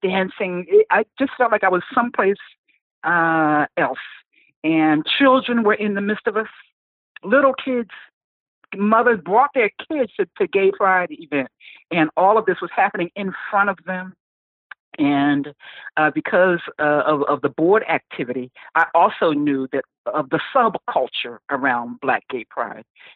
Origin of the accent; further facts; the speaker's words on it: New Jersey, United States; moved away as an adult; also born or lived in Palm Coast, Florida; I was had moved to New Jersey, back to my hometown